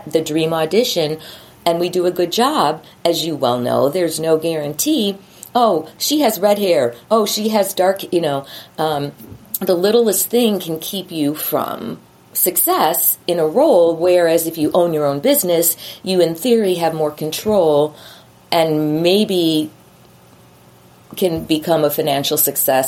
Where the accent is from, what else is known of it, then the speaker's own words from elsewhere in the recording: Chicago, Illinois, United States; I'm from Chicago